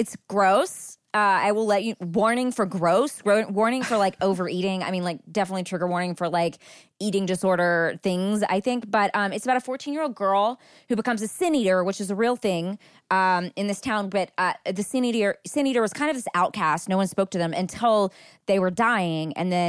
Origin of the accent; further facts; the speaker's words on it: Texas, United States; I think I grew up in Texas in the 90s, and so this book really hit home for me